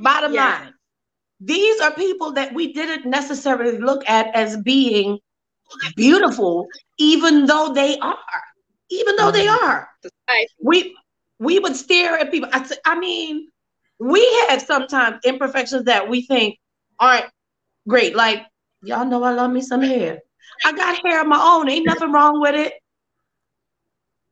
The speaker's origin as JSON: {"language": "English", "country": "Trinidad & Tobago", "said": "I'm Trinidadian"}